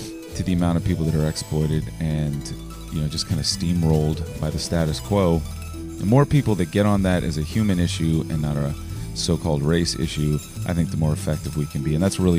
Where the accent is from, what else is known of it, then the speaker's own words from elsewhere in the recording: Richmond, Virginia, United States; I grew up in Churchill. I still live in Churchill. I now live in Union Hill, which is in the northern part of Churchill.